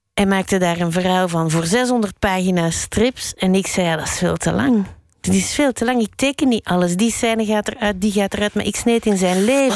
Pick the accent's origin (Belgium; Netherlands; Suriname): Belgium; Brussels, Brussels-Capital Region; also born or lived in Berlin / Spain / Molenbeek; Frans, want ik ben in Brussel opgegroeid